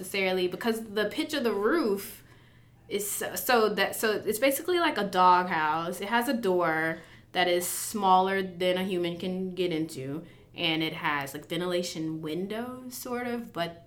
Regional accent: Lexington County, South Carolina, United States; also born or lived in Gaston, South Carolina / Savannah, Georgia; now in Columbia, United States; I grew up in Lexington County

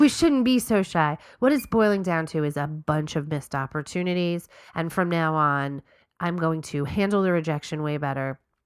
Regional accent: New York, United States; we're from New York

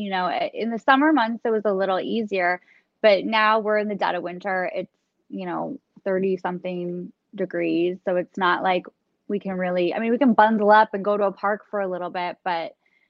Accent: California, United States; moved away as an adult; also born or lived in New York City; now in New Jersey, United States; I moved to the East Coast about 3 years ago, born and raised in California.

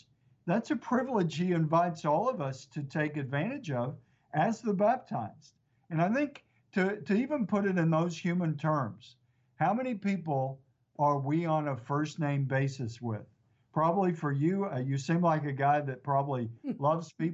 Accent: East Texas, United States; It's grown since I grew up here in East Texas

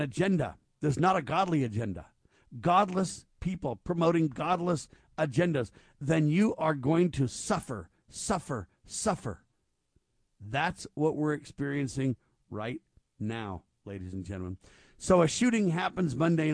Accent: Camarillo, California, United States; I grew up in Camarillo, California

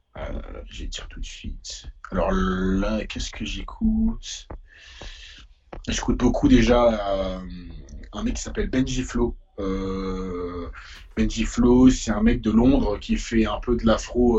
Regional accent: Paris, Île-de-France, France; also born or lived in Essonne; j'ai fait tout le collège dans le 91, mais j'ai grandi à Paris, entre ici et et le 15e

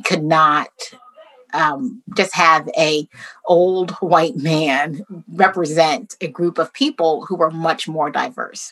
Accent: United States

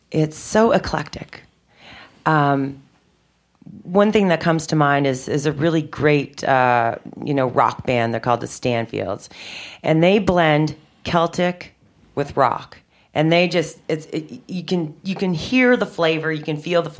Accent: Prince Edward Island, Canada; moved away as an adult; also born or lived in Nova Scotia; I moved away from Prince Edward Island, where I was born and raised, uh, when I was about uh, 20 years old. And I moved to Nova Scotia

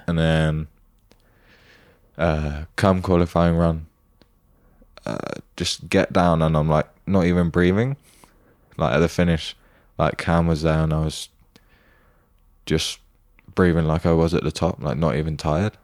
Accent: United Kingdom; as a British person

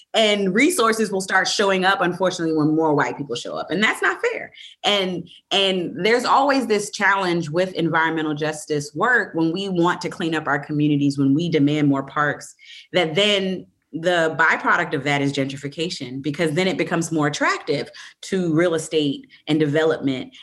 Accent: Evanston, Illinois, United States; I grew up in the Midwest. I grew up right right outside of Chicago in Evanston

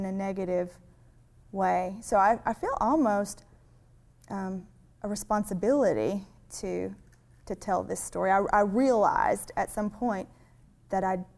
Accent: Cherokee Lake area, Tennessee, United States; in my hometown where we live, we have Cherokee Lake

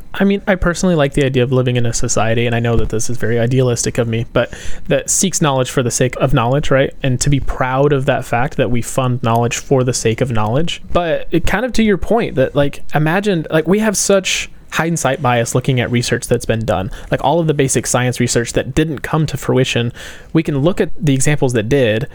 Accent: United States; as an American, I recognize that I have a bit of a bias toward individualism

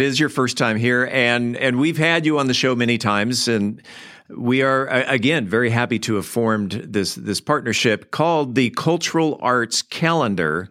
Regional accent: San Diego, California, United States; moved away; I grew up in San Diego

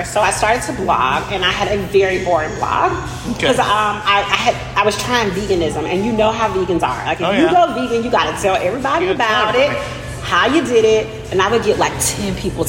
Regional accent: Birmingham, Alabama, United States; now in Asheville, United States; I am originally from Birmingham, Alabama

